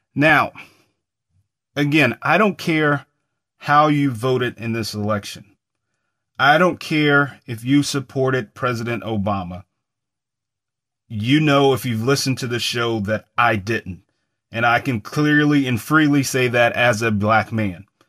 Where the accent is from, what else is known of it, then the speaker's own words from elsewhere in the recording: United States; as an American